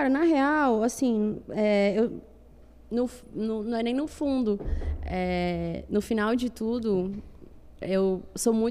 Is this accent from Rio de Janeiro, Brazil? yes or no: no; Fortaleza, Ceará, Brazil; Fortaleza? é? Eu sou do Benficers.